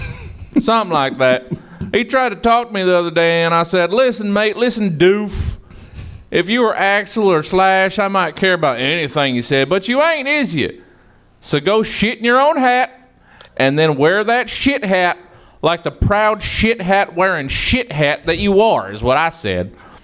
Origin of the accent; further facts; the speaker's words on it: Southern United States, United States; accent: Southern; Michael Caine is now going to be played by my Southern accent.